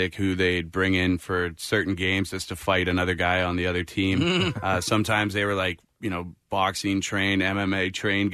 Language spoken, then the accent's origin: English; British Columbia, Canada; moved away as an adult; now in Philadelphia, United States; growing up in Canada.